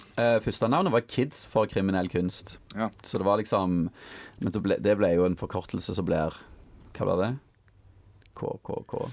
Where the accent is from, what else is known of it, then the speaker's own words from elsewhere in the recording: Stavanger, Rogaland, Norway; jeg kommer jo fra Stavanger